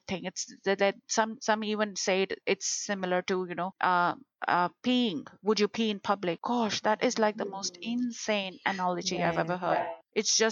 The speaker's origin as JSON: {"language": "English", "country": "India", "tie": "born or raised there", "said": "growing up in India"}